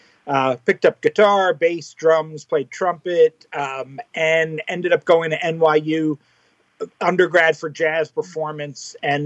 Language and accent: English; New York, United States; also born or lived in Manhattan / Brooklyn; I was born and raised in New York, about 40 minutes outside of Manhattan.